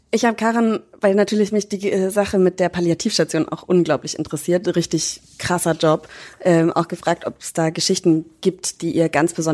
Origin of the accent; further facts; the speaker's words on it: Bavaria, Germany; aber ich komme ja aus Franken.